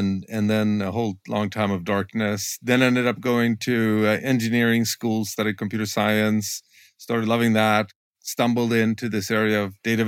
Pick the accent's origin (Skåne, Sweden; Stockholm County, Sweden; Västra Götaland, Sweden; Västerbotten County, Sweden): Västra Götaland, Sweden; Gothenburg; I grew up in this city called Gothenburg or Göteborg